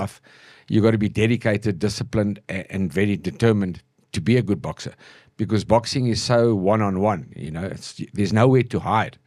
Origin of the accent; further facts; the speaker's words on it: Johannesburg, Gauteng, South Africa; I grew up in Joburg